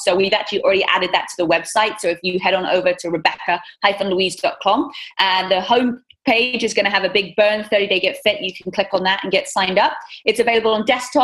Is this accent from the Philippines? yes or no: no; England, United Kingdom; accent: British; moved away as an adult; now in Southern California, United States; growing up in England